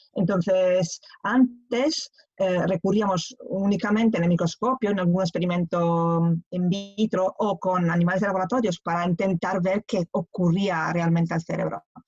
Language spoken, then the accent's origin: Spanish; Italy; Spanish is a second language; moved away as an adult; also born or lived in Pisa, Italy; now in Barcelona, Spain; soy italiana